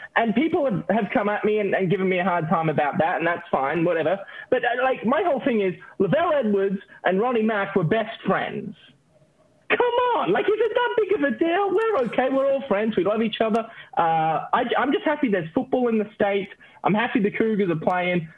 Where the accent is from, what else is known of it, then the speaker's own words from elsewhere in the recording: Australia; moved away as an adult; also born or lived in Utah; I'm from Australia